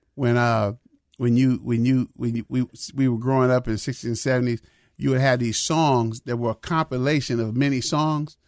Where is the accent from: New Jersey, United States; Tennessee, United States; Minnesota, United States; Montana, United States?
Minnesota, United States; I'm a Minnesotan